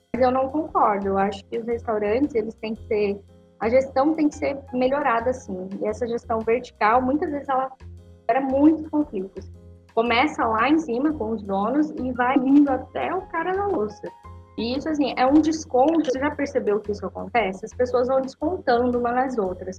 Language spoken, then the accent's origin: Portuguese; Foz do Iguaçu, Paraná, Brazil; eu sou de Foz do Iguaçu, do Paraná